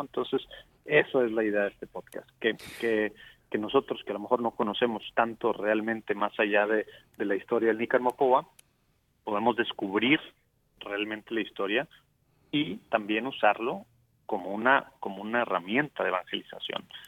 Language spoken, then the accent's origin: Spanish; Mexico; now in Dallas, United States